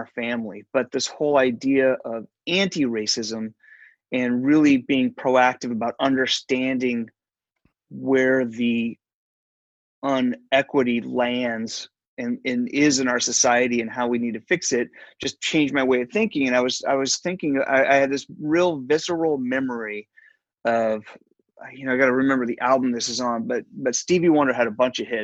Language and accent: English; Eugene, Oregon, United States; my white kid experience growing up in Eugene, Oregon.